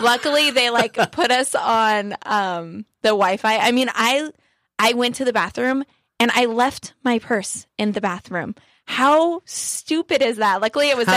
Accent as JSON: {"language": "English", "region": "Southern California", "country": "United States", "tie": "born or raised there", "said": "I'm born and raised in Southern California"}